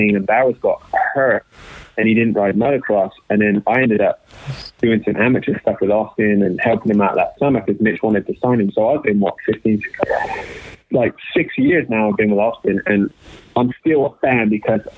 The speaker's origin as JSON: {"language": "English", "country": "United Kingdom", "said": "we're both British"}